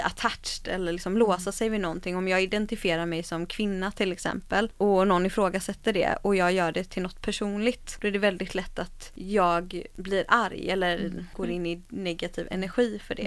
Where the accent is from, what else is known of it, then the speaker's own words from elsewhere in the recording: Gothenburg, Västra Götaland, Sweden; Majorna där jag kommer ifrån då, eller kommer ifrån, där jag växte upp